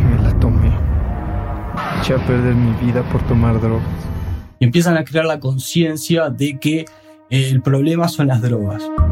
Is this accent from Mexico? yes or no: no; Uruguay; en mi país, en Uruguay